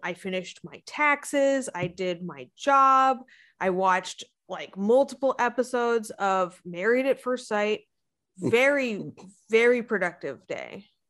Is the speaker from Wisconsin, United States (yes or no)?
no; Arizona, United States; moved away; I'm from Arizona, where you cannot drink the water